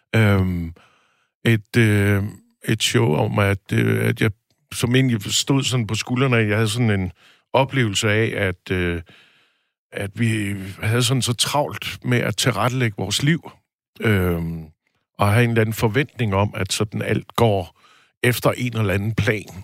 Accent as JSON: {"language": "Danish", "town": "Aarhus", "region": "Central Denmark Region", "country": "Denmark", "moved": "yes", "said": "jeg var i Aarhus, Øh, hvor jeg kommer fra"}